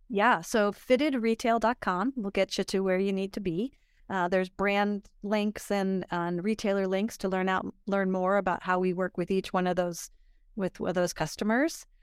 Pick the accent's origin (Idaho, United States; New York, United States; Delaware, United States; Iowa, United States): Idaho, United States; also born or lived in Pomona, California / Florida; I was raised in Idaho, and I came back to Idaho after